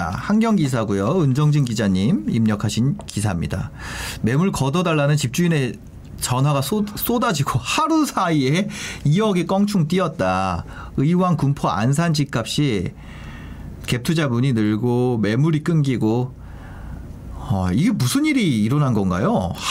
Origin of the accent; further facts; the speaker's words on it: South Korea; now in Seoul, South Korea; 솔직히 진짜 말도 안 된다고 생각합니다. 지방러 출신으로서. 서울 사람들은 그렇게 생각 안 할 수도 있겠죠. 지방에서 야 너가 올라와